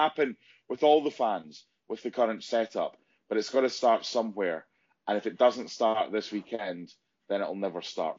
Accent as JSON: {"language": "English", "town": "Penicuik", "region": "Scotland", "country": "United Kingdom", "tie": "born or raised there", "said": "it's my hometown team, Pennycook Athletic"}